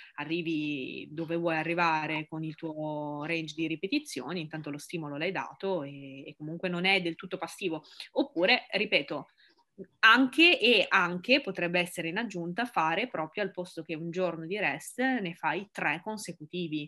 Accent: Ivrea, Piedmont, Italy; moved away; also born or lived in Milan; Io non sono di Milano, ma sono di la ridente Ivrea in provincia di Torino

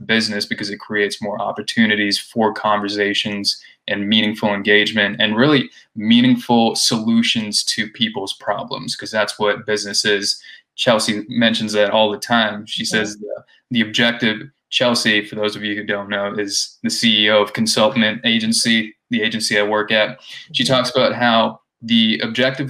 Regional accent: India; moved away; I grew up in India

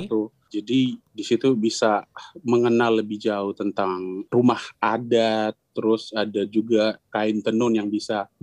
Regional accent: East Nusa Tenggara, Indonesia; Uh, bahasa daerah saya hancur

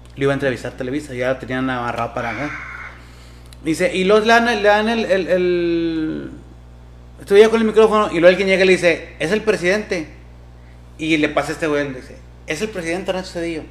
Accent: Mexico; somos los mexicanos

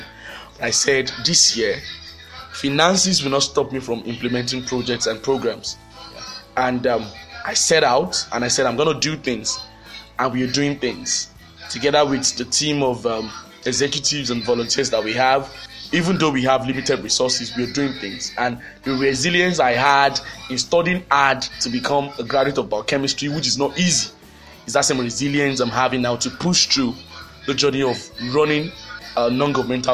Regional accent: Nigeria; I'm a Nigerian.

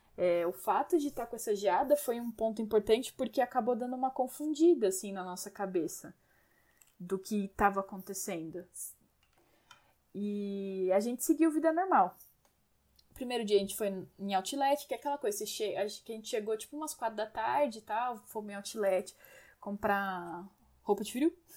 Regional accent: Brazil; como brasileiros que somos, não tínhamos roupas para tanto frio

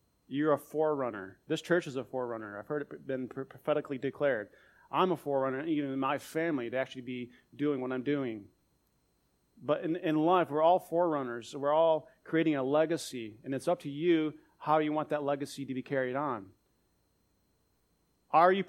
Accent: United States; I'm from the United States.

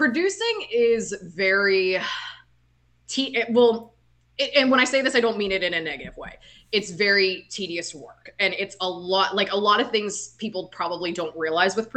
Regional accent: Johnstown, Pennsylvania, United States; moved away as an adult; also born or lived in Joplin, Missouri / Tulsa, Oklahoma; now in Orlando, United States; moved back to my hometown in Johnstown, Pennsylvania as a producer

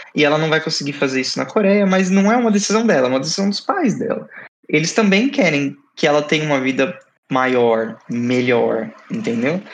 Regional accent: Brazil; Eu sou brasileiro brasileiro, fiquei morei no Brasil eternamente

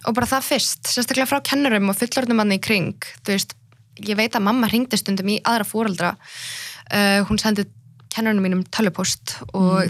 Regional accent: Iceland; also born or lived in Iraqi Kurdistan; ég fættist hér

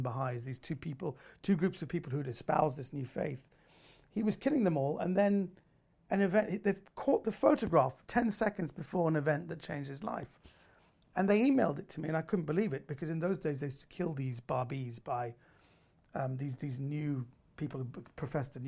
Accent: United Kingdom; I was raised in Britain. I'm a second generation Iranian

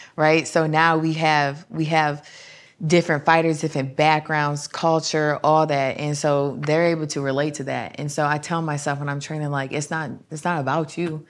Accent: Fremont, Ohio, United States; I'm actually from Fremont, Ohio

